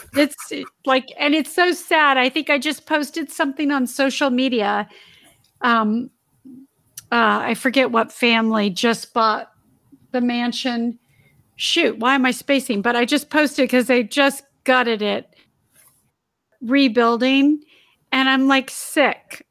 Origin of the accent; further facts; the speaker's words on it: Torrance, California, United States; I grew up in the South Bay area in Torrance.